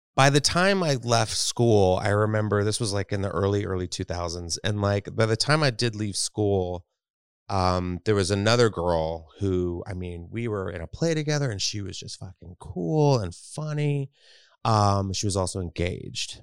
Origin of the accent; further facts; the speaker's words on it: Texas, United States; I grew up in Texas